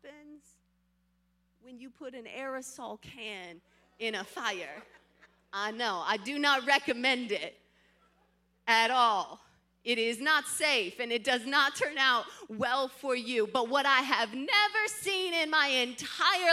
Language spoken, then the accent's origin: English; Midwest, United States; I grew up here in the Midwest. In fact, I grew up in the country Midwest